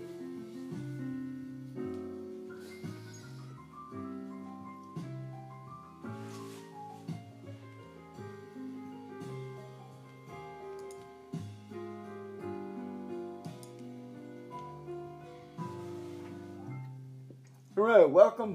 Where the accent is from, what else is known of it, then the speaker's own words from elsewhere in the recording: Los Angeles, California, United States; I'm from the Los Angeles Dodger area